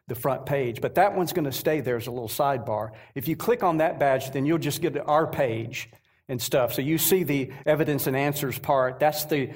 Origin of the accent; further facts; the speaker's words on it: North Georgia, United States; Rebecca and I are from North Georgia, right around the Atlanta area